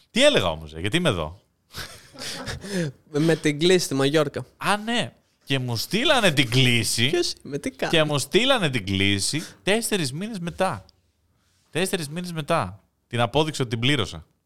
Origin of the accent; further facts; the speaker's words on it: Greece; Είμαι από την Ελλάδα.